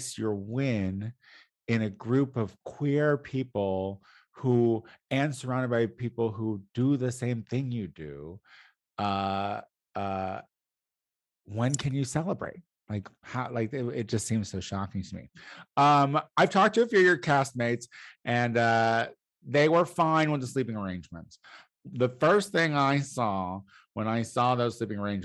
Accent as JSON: {"language": "English", "region": "Illinois", "country": "United States", "tie": "born or raised there", "moved": "yes", "lives_now": "Los Angeles, United States", "said": "my home state of Illinois"}